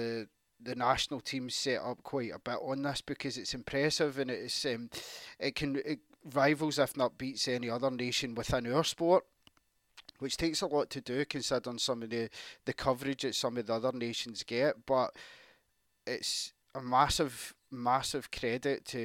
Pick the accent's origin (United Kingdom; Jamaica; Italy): United Kingdom; Armadale, Scotland; growing up around Armidale every Friday